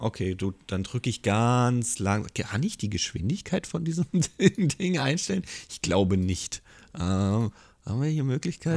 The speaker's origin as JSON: {"language": "German", "region": "Hesse", "country": "Germany", "tie": "born or raised there", "said": "ich komme ja aus dem Dorf und ich bin in Hessen geboren und da kennt jeder jeden"}